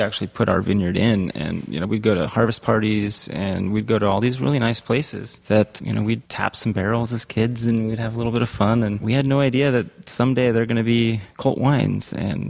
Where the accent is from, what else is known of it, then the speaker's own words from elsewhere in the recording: St. Helena, California, United States; I grew up in Santa Elena